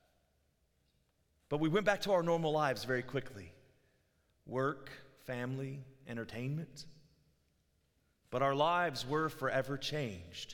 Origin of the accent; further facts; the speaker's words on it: Virginia Beach, Virginia, United States; I lived where I grew up in Virginia Beach, Virginia.